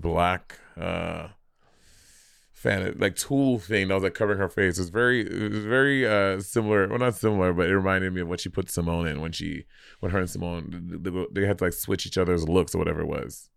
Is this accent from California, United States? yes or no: no; New York City, New York, United States; moved away; as a New Yorker